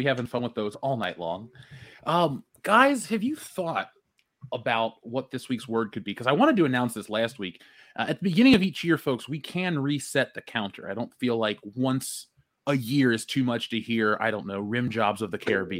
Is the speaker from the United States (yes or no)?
yes; Cincinnati, Ohio, United States; I'm from Cincinnati. I want to see the Bengals win.